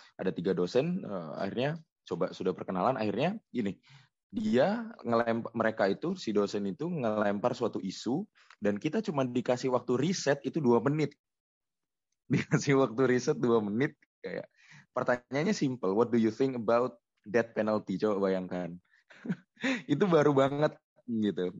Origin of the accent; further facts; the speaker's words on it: Gresik, East Java, Indonesia; moved away as an adult; also born or lived in Malang; now in Jakarta, Indonesia; aku kan asli Gresik ya. Gresik juga ya di kota di Jawa Timur